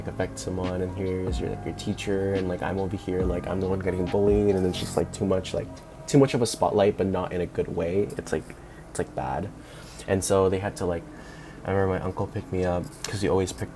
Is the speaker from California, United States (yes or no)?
yes; National City, California, United States; also born or lived in Mira Mesa, San Diego; I grew up in National City. And for those of you that don't know where it is, it's like the south side of San Diego